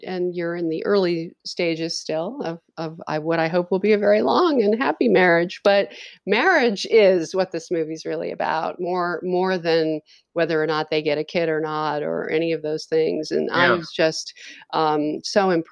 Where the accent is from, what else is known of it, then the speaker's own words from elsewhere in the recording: New York, United States; moved away; I grew up in New York